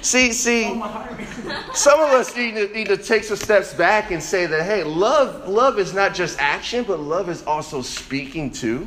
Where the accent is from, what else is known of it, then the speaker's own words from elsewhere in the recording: Chicago, Illinois, United States; Me growing up in Chicago